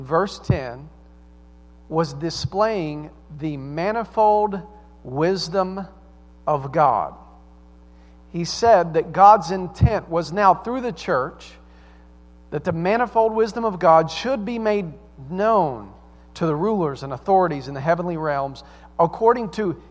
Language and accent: English; the South, United States; accent: Southern; also born or lived in Staten Island, New York; now in Mechanicsburg, United States; I sound like I'm from the South